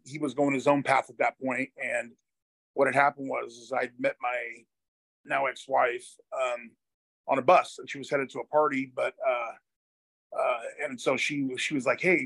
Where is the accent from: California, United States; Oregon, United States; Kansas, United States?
Oregon, United States; Hillsboro; also born or lived in Portland, Oregon / Beaverton, Oregon; I was born and raised in Portland, Oregon, in 1980, and lived in the grew up in the suburbs, in a city called Hillsboro, Beaverton, Hillsboro area